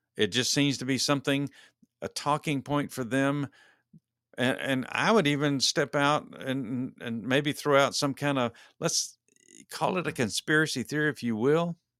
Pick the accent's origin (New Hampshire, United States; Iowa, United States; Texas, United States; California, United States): Texas, United States; moved away; being a native Texan